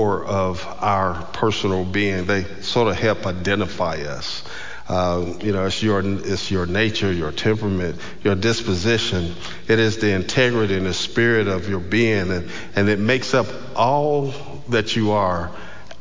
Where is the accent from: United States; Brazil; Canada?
United States; Georgia; I was from Georgia